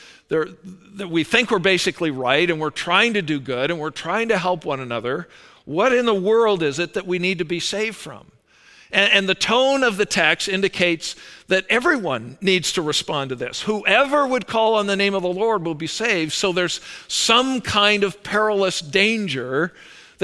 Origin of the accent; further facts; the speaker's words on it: Calgary, Alberta, Canada; I was born up in Calgary, Alberta